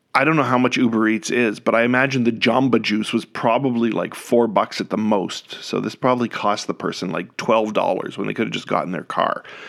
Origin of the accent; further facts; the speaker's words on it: Canada; moved away; as a Canadian